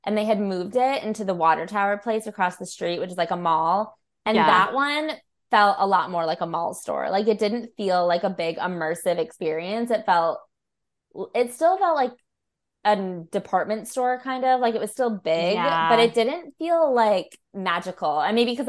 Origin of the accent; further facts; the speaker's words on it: Chicago, Illinois, United States; I was from Chicago where we had like the American Girl doll store